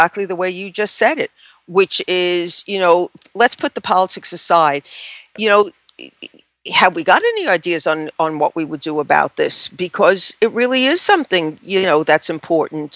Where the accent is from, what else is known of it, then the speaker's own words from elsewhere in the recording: New York, United States; I come from New York